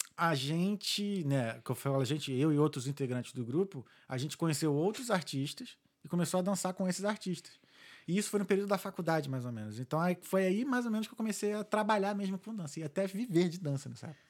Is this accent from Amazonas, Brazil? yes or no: no; Rio de Janeiro, Brazil; now in Ireland; A gente é do Rio